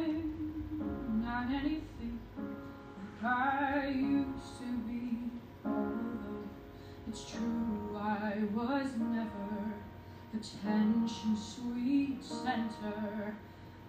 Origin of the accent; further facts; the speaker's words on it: Toronto, Ontario, Canada; I'm 18. I'm from Toronto